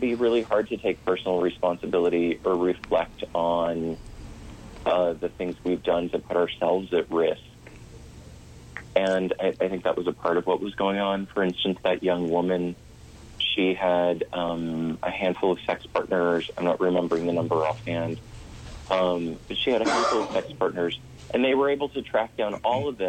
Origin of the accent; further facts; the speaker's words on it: St. Louis, Missouri, United States; growing up in St. Louis, Missouri, in the suburbs